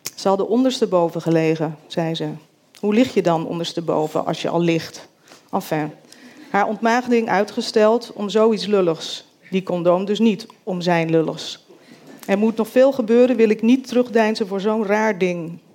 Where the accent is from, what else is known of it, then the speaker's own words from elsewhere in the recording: Groot-Ammers, South Holland, Netherlands; also born or lived in Rotterdam; Ik ben hier 15 jaar en woon met mijn chronisch zieke moeder in Groot-Ammers in een klein dorp in Zuid-Holland, aan de Lek